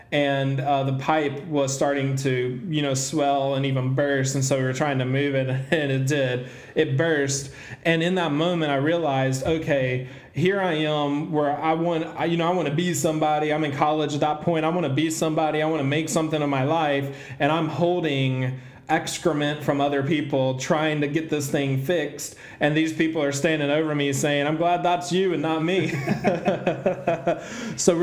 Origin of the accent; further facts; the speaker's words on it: the South, United States; I was raised in the South